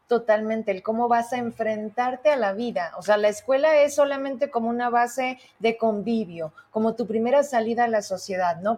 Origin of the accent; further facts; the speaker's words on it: Fresnillo, Zacatecas, Mexico; yo soy de Fresnillo